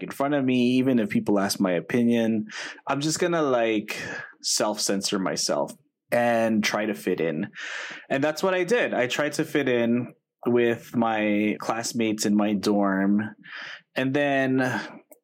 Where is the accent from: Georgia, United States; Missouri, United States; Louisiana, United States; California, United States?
California, United States; Los Angeles; I grew up in Eagle Rock, which is in Northeast Los Angeles, kindergarten through eighth grade